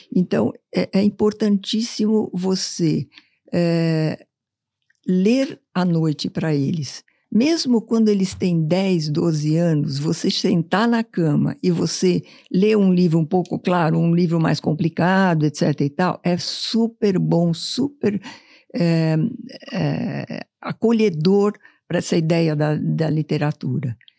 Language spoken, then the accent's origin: Portuguese; São Paulo, Brazil; Essa foi minha infância há muito tempo atrás em São Paulo